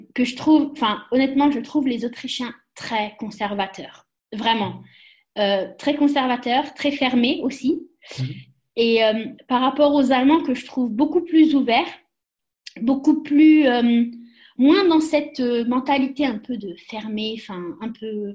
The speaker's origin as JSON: {"language": "French", "country": "France", "also_born_or_lived": "Austria / Germany", "moved": "as an adult", "said": "je suis française"}